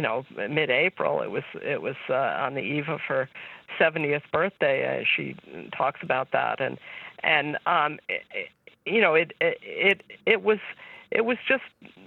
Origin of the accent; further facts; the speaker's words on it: New York City, New York, United States; moved away; I grew up in New York City